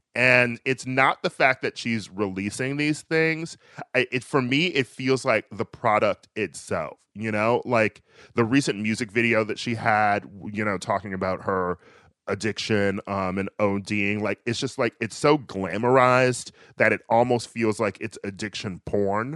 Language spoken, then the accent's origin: English; Milwaukee, Wisconsin, United States; I'm from Milwaukee, uh, and we had Summer Fest there